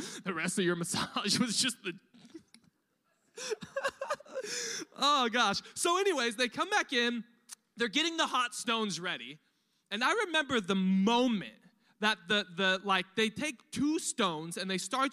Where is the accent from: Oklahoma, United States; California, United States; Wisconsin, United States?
California, United States; Riverside; now in Temecula, United States; I grew up in East Riverside on welfare